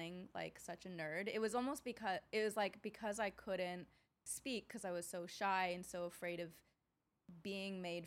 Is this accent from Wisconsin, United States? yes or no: yes; Wisconsin, United States; I grew up in Wisconsin as one of the few Asian girls there.